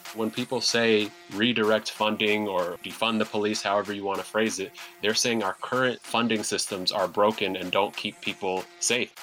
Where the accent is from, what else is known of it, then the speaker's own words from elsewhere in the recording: Seattle, Washington, United States; also born or lived in Sudan / New York; I was raised in South Seattle in public housing in South Seattle, went to public schools in South Seattle